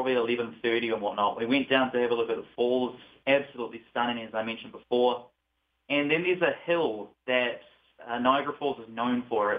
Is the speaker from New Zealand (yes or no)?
yes; New Zealand; moved away as an adult; now in United States; "Oh, where are you from?" And I say, "New Zealand." "I love your accent."